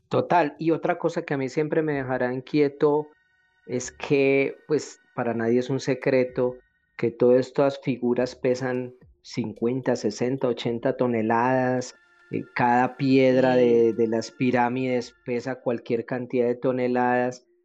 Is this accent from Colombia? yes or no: yes; Colombia; acá en mi país, en Colombia